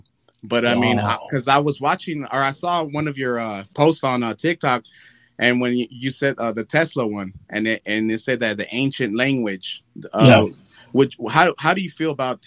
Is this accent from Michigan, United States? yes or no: no; California, United States; first language Spanish; English is a second language; where I'm from, obviously I'm from California, but my mom, she's from Honduras and my pops is from Nicaragua.